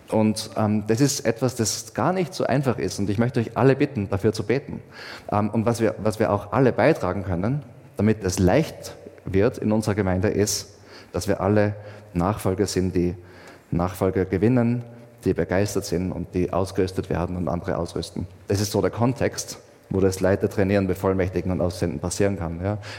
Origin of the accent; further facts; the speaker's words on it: Austria; Ich meine, ich zum Beispiel bin schon Österreicher, aber auch was anderes.